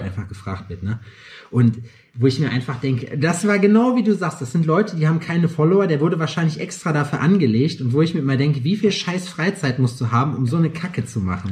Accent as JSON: {"language": "German", "town": "Lüdenscheid", "region": "North Rhine-Westphalia", "country": "Germany", "moved": "yes", "said": "ich bin Sauerländer, kein Pottler, aber ich komme von der Grenze"}